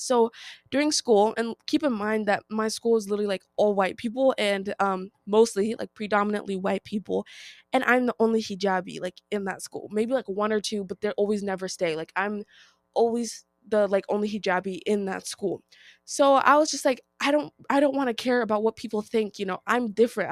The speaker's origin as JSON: {"language": "English", "country": "United States", "tie": "born or raised there", "said": "I am Nigerian-American, so, like, my parents were born from Nigeria, but we were born in America"}